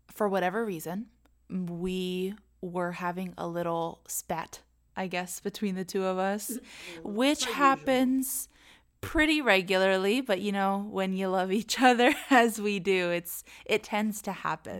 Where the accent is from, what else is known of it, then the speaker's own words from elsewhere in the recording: Arlington, Virginia, United States; moved away as an adult; now in Orlando, United States; we're originally from Arlington, Northern Virginia. Virginia uh, we've lived right outside of DC our entire lives